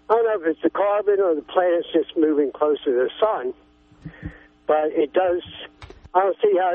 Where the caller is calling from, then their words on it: California, United States; Oh, I'm uh, from here, uh, Southern Humboldt, I guess you'll say.